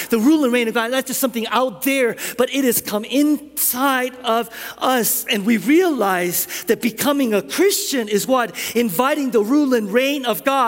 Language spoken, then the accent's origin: English; South Korea; moved away; I grew up in Korea, and I grew up hearing stories and epics